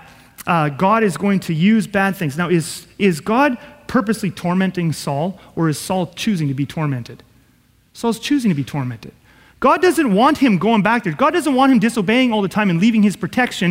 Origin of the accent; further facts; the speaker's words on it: Southeast Manitoba, Canada; we come from Southeast Manitoba and you're a farmer